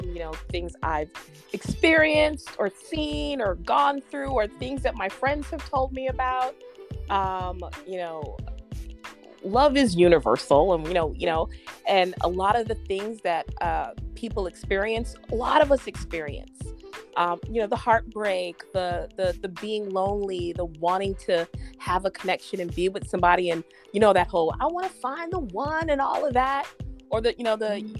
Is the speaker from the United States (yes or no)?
yes; New York City, New York, United States; moved away as an adult; now in California, United States; I'm born and raised in Brooklyn. Brooklyn till